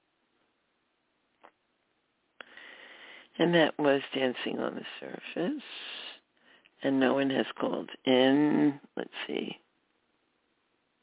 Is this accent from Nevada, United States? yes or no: no; New York City, New York, United States; that was from my memoir, Just a Girl from Brooklyn, and of course I was born in Brooklyn